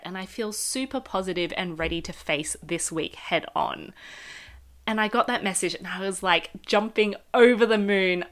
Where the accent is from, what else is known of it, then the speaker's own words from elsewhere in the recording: Melbourne, Victoria, Australia; moved away; I'm from Australia, uh, Melbourne